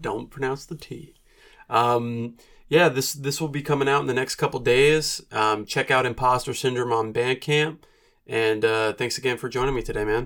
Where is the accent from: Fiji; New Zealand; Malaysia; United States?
United States; New Jersey; moved away as an adult; now in Asheville, United States; I grew up in New Jersey